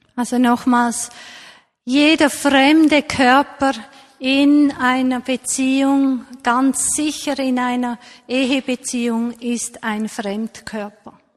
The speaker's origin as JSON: {"language": "German", "country": "Switzerland", "said": "hier bei uns in der Schweiz"}